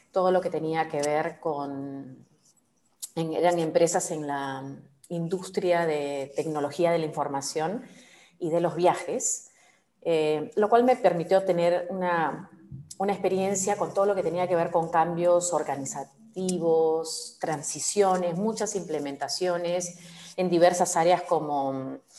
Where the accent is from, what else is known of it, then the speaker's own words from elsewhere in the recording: Lima, Peru; moved away as an adult; now in Uruguay; yo nací en Perú, eh, tengo en aplausos, este. aplausos Limeña, mazamorrera.